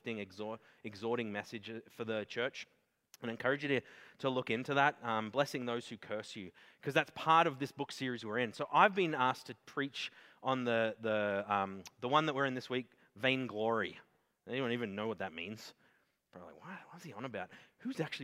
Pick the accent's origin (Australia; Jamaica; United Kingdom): Australia; I'm Australian